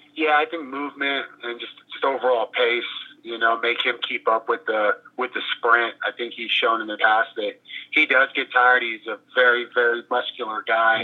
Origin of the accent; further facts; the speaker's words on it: Oklahoma, United States; now in Albuquerque, United States; I was born in Oklahoma